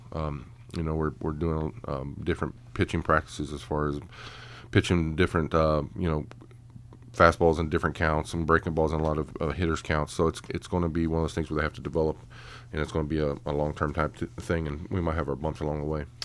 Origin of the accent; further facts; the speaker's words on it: Oklahoma, United States; moved away as an adult; now in Frederick, United States; I grew up in Oklahoma, so the only beach we had was down by the pond